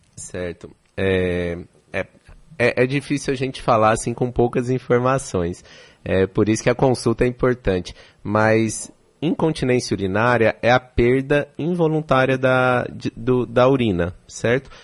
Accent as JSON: {"language": "Portuguese", "region": "São Paulo", "country": "Brazil", "moved": "as an adult", "lives_now": "Salvador, Brazil", "said": "Eu sou de São Paulo, estou há três anos aqui em Salvador"}